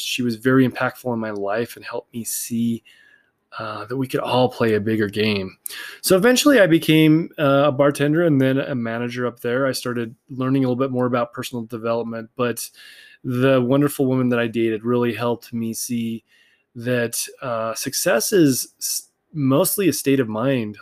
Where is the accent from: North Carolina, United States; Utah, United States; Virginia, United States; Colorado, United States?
Utah, United States; Salt Lake City; I grew up here in Salt Lake City, Utah